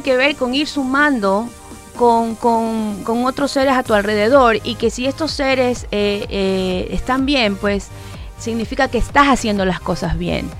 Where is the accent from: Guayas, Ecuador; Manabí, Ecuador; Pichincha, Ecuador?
Manabí, Ecuador; now in Guayaquil, Ecuador